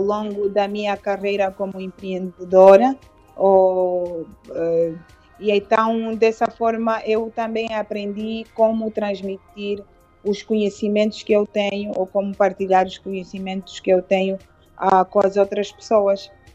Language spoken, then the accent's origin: Portuguese; Luanda, Luanda Province, Angola; also born or lived in Cuanza Norte, Angola / Lisbon, Portugal; eu nasci no, no, no Kwanza Norte, saí de lá ah, com três anos, é, vim para Luanda com os meus pais